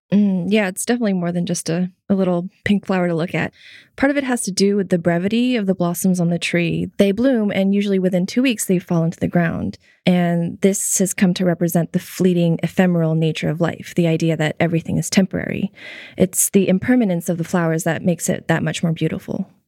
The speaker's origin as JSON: {"language": "English", "region": "Tokyo", "country": "Japan", "tie": "born or raised there", "said": "I grew up in Tokyo."}